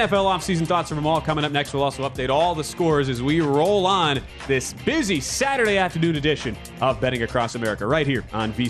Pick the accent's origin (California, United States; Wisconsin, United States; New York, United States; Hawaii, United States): Wisconsin, United States; Milwaukee; I'm from Milwaukee.